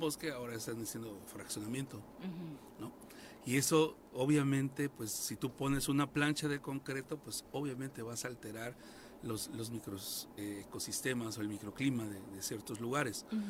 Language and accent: Spanish; Cuernavaca, Morelos, Mexico; los que nacimos aquí en Cuernavaca